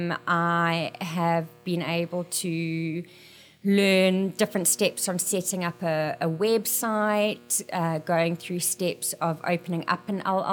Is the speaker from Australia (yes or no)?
no; South Africa; moved away as an adult; now in Mesa, United States; I am originally from South Africa